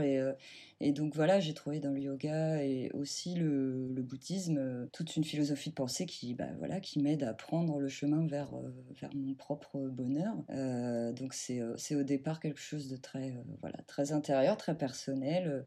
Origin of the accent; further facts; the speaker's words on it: Normandy, France; moved away as an adult; now in Seine-et-Marne, France; je vis en Seine-et-Marne depuis à peu près 10 ans. Euh, moi, j'ai grandi en Normandie